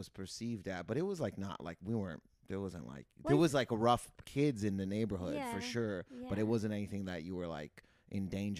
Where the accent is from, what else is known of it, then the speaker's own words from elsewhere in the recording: Windsor, Ontario, Canada; moved away as an adult; also born or lived in Toronto; now in Los Angeles, United States; I grew up in Windsor, Ontario, which is on the border of Detroit.